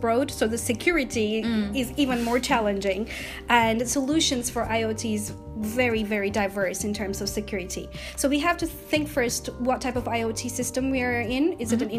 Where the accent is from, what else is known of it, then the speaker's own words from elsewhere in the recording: Istanbul, Turkey; moved away as an adult; also born or lived in United States; now in United Kingdom; I was born in Istanbul, Turkey, and after finishing my university studies, I moved to the USA